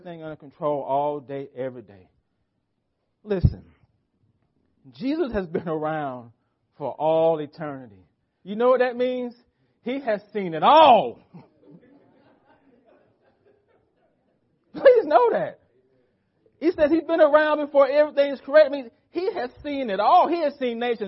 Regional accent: United States; for us as American Christians

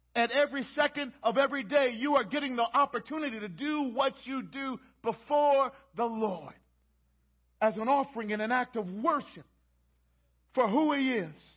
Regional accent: Baltimore, Maryland, United States; moved away; I'm from Baltimore

